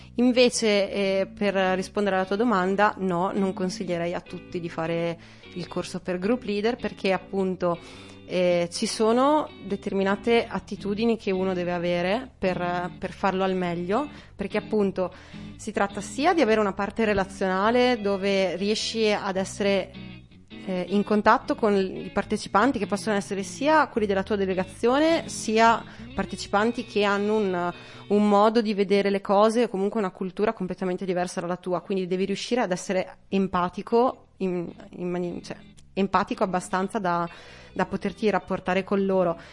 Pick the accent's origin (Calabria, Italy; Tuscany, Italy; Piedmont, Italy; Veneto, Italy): Veneto, Italy; Feltre; ho 28 anni, vengo da Feltre